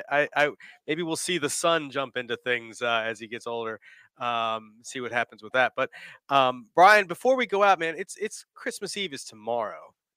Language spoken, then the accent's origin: English; D.C. area, Northern Virginia, United States; now in Richmond, United States; I'm from Northern Virginia, D.C. Yeah. area.